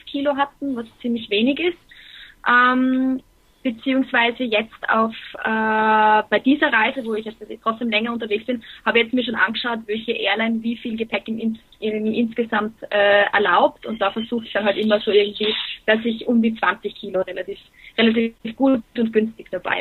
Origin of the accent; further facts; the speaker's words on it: Graz, Styria, Austria; also born or lived in Dortmund; ich bin aus Österreich